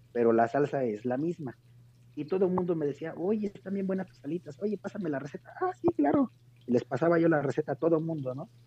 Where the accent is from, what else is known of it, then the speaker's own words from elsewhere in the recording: Oaxaca, Mexico; now in Puebla, Mexico; en mi tierra, en Oaxaca